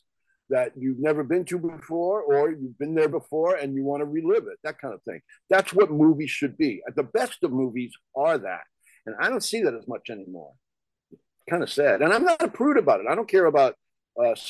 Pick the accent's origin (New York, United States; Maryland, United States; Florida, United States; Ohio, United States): New York, United States; also born or lived in New Jersey; now in Los Angeles, United States; I was born in New York.